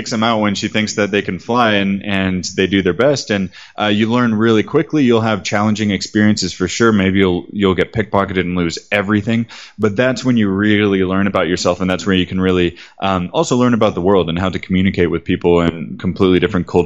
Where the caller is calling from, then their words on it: Medellin, Antioquia, Colombia; I'm calling you from Medellin right now. Medellin Colombia